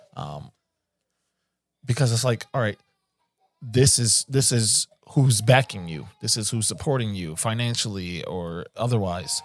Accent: Philadelphia, Pennsylvania, United States; I'm coming from West Philly

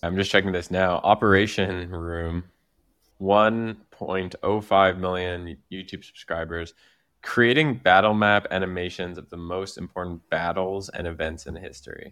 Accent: Quebec, Canada; accent: Quebec French; my accent is like a Quebec, a Quebec accent

